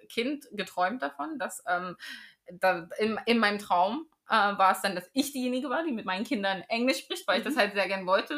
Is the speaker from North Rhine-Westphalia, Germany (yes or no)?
no; Magdeburg, Saxony-Anhalt, Germany; moved away as an adult; now in United Kingdom; ich bin auf dem Dorf aufgewachsen, aber dann meine Jugendzeit war in Magdeburg